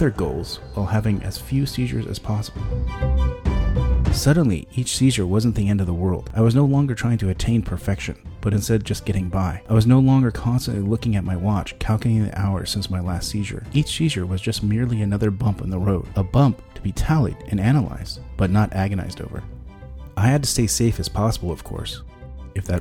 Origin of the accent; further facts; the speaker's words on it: San Diego, California, United States; In 1995, I was 20 and attending the University of California in San Diego. Though the university was in my hometown